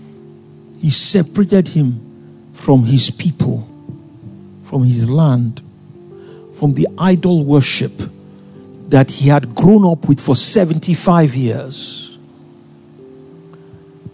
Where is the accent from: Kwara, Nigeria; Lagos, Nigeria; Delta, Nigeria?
Lagos, Nigeria; also born or lived in Ikom; I came from Lagos